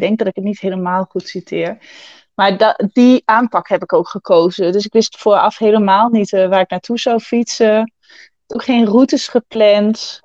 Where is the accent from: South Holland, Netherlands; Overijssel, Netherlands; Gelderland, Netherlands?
Gelderland, Netherlands; Achterhoek; also born or lived in Enschede area; opgegroeid in de Achterhoek en heb lang in de omgeving van Enschede gewoond